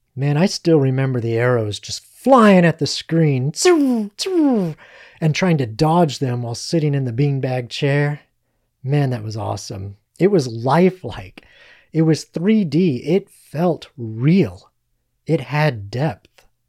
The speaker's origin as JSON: {"language": "English", "country": "United States", "said": "we as American citizens"}